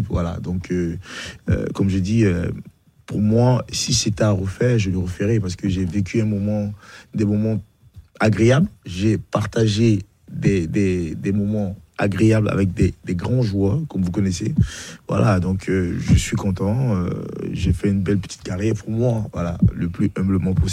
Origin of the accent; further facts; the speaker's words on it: Bingerville, Abidjan, Côte d’Ivoire; born there; moved away; Non, je suis né à Benjerville.